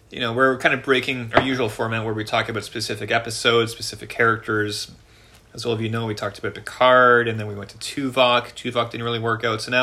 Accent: Canada; accent: Canadian; I am I am so Canadian. Um, I, I just sound so Canadian.

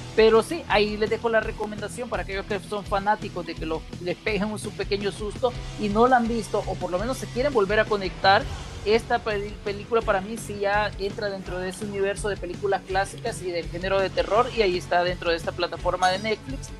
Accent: El Salvador; hablemoslo como salvadoreños

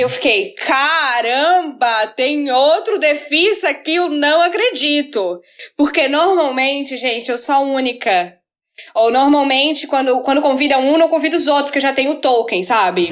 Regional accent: Florianópolis, Santa Catarina, Brazil; eu sou de Florianópolis

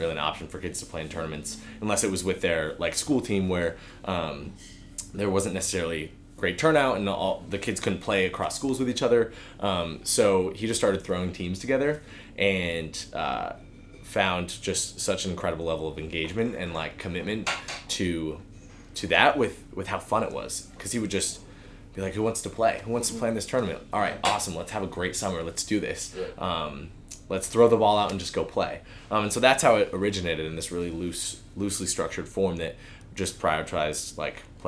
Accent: Portland, Oregon, United States; also born or lived in Nashville; now in Bend, United States; I grew up on the West Coast in Portland area

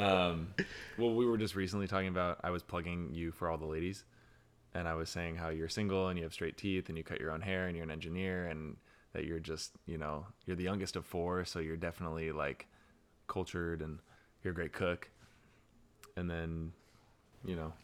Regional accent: Pleasanton, California, United States; now in San Jose, United States; Pleasanton where I grew up

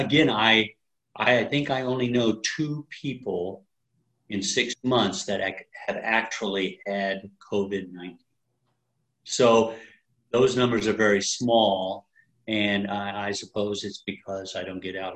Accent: Wichita, Kansas, United States; also born or lived in Hays, Kansas; now in Emporia, United States; I was born in Hayes, Kansas. Moved to Wichita when I was too young to remember.

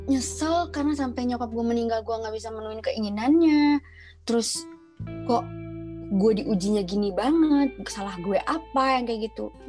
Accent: Padangsidimpuan, North Sumatra, Indonesia; born there; Padang Sidimpuan.

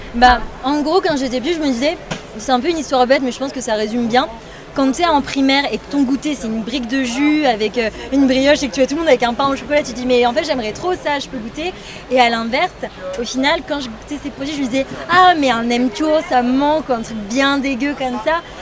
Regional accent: Paris, Île-de-France, France; je suis née à Paris comme ma deuxième sœur

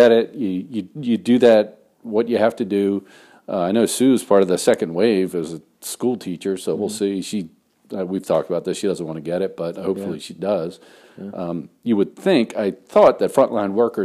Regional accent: United States; I'm an American

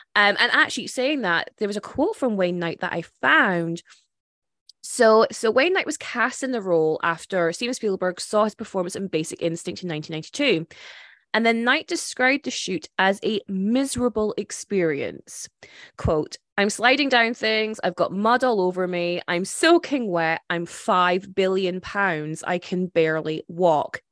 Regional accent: Scotland, United Kingdom; as a Scottish person

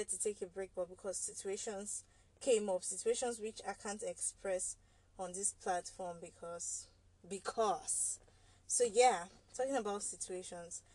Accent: Nigeria; as a Nigerian

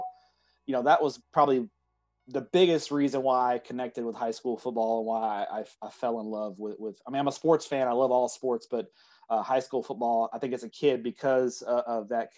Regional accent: Everman, Texas, United States; I grew up in Everman, which is just south of Fort Worth

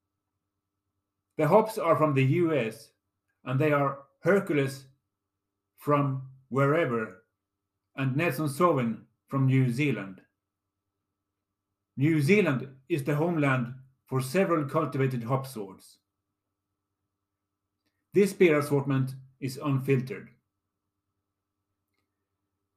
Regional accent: Lund, Skåne, Sweden; my hometown of Lund, Scania, Sweden

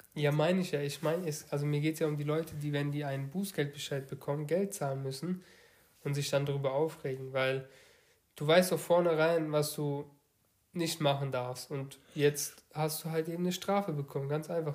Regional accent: Baden-Württemberg, Germany; wir kommen ja aus dem Bundesland Baden-Württemberg

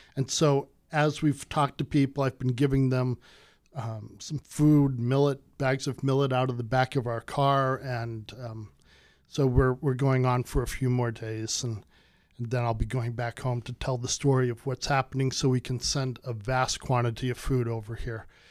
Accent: United States; I'm from America

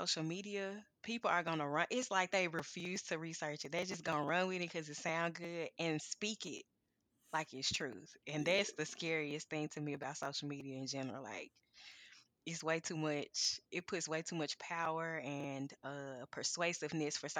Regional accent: Memphis, Tennessee, United States; now in Clarksville, United States; I'm from Memphis, but I live in Clarksville right now

